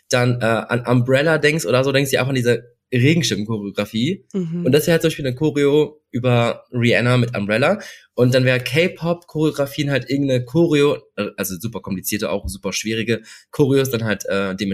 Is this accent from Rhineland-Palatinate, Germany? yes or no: no; Cologne, North Rhine-Westphalia, Germany; also born or lived in South Korea; Ähm, ich bin aus Köln, habe kurz, vor kurzem mein Studium beendet und ich habe tatsächlich zwei Jahre lang in Südkorea gelebt.